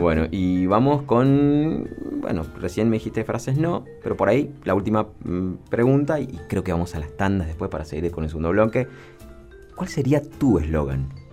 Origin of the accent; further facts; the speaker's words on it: Mendoza, Argentina; todos somos parte del vino, somos mendocinos